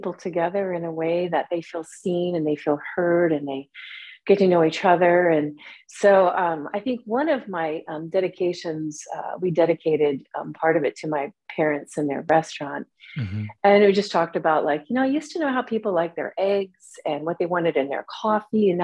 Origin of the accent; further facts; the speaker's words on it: Michigan City, Indiana, United States; moved away as an adult; also born or lived in Kyoto, Japan; I'm from a town called Michigan City, Indiana